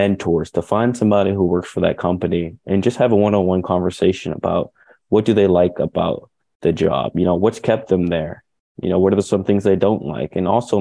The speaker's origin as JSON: {"language": "English", "area": "York County", "region": "Pennsylvania", "country": "United States", "tie": "born or raised there", "said": "I grew up in York County, Pennsylvania"}